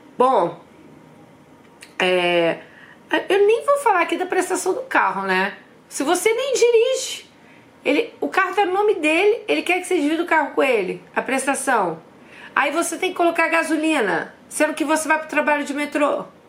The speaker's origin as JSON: {"language": "Portuguese", "country": "Brazil", "also_born_or_lived": "London", "moved": "as an adult", "said": "Nós somos brasileiras, a gente vem de uma cultura que a gente tem aquela coisa, né, de presentear outras pessoas"}